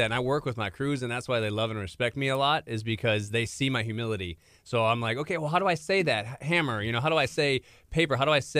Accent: Minnesota, United States; moved away as an adult; I'm from Minnesota.

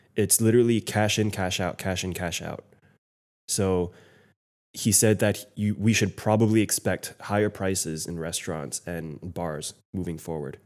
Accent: United States

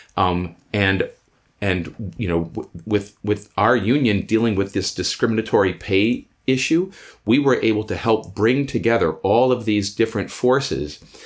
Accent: Iowa, United States; moved away as an adult; now in Chicago, United States; I was born and raised in Iowa

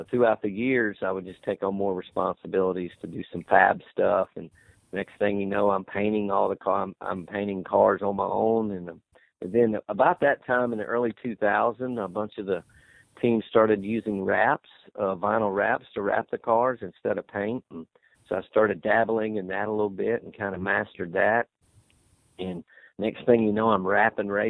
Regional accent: Charlotte, North Carolina, United States; me and my brother, we grew up in Charlotte around racing and around NASCAR

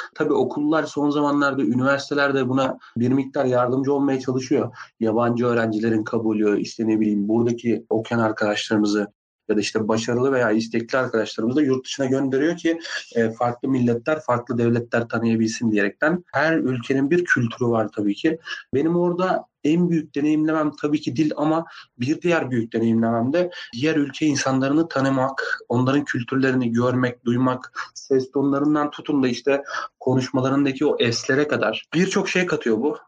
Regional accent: Afyonkarahisar, Turkey; Ben Afyon Afyonkarahisar doğumluyum.

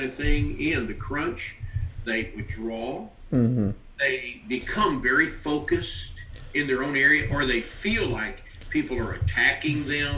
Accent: Western Kentucky, United States; I grew up in Western Kentucky. I lived in the military a long time

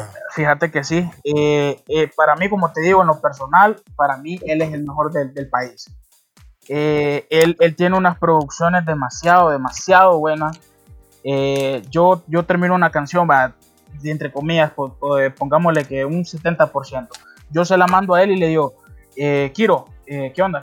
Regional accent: Honduras; todos somos, todos somos catrachos

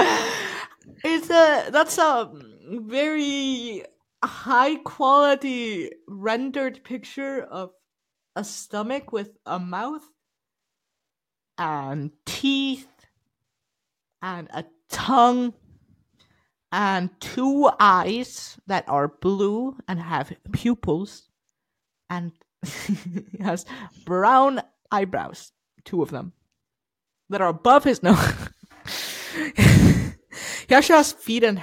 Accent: Iceland; English is a second language; I'm Icelandic, so English is not my first language

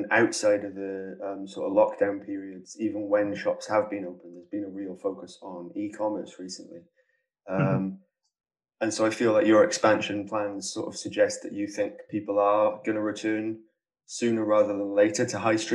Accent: Caerphilly, Wales, United Kingdom; I'm from Caerphilly, just up the road from

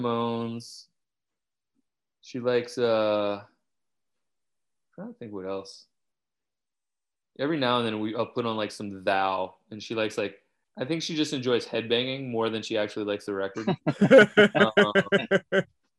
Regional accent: Louisiana, United States; moved away; I grew up in Louisiana where if you try to dig a basement, it's full of water

